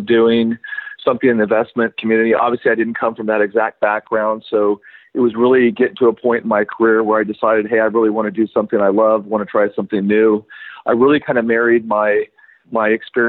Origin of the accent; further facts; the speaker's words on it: West Texas, United States; moved away as an adult; also born or lived in Houston, Texas / Durango, Colorado / Puerto Rico; I grew up in West Texas